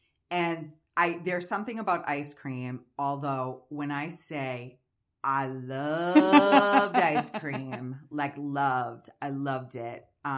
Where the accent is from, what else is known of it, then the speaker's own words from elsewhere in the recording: Massachusetts, United States; I'm from Massachusetts.